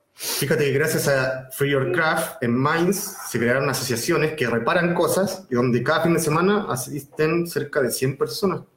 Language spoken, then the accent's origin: Spanish; Viña del Mar, Valparaíso, Chile; Yo soy de Viña del Mar, pero digo que soy de Valparaíso